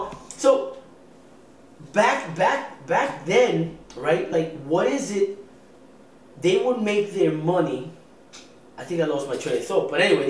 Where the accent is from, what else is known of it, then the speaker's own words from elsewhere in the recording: New York City, New York, United States; moved away as an adult; Born and raised in the Bronx